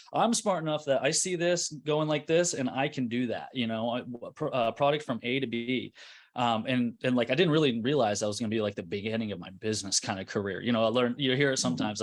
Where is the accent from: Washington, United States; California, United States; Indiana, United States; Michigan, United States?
Indiana, United States; Carmel; I'm from Indianapolis, Indiana, North Side, uh, Carmel